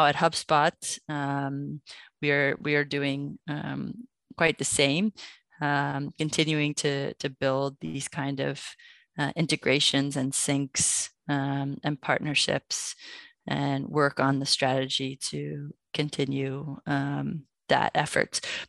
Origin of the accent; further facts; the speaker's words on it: New York City, New York, United States; born there; Yeah, I was born in New York City, and I worked for a Belgian company for about 3 years